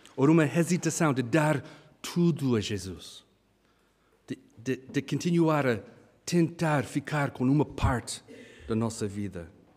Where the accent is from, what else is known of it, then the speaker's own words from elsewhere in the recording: Kenya; moved away; eu e a Hannah, nós crescemos no Quênia, África